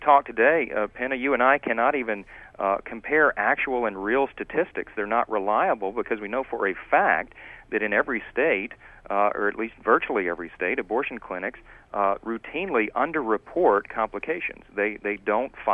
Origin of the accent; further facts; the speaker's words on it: Louisiana, United States; my home state of Louisiana